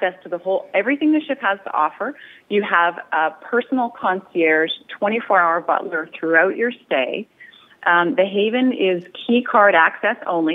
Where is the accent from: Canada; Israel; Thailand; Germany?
Canada; I'm Canadian